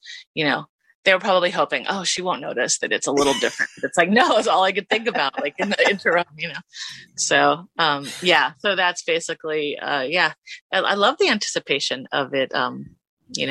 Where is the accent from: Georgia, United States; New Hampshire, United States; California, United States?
California, United States; Los Angeles; From Los Angeles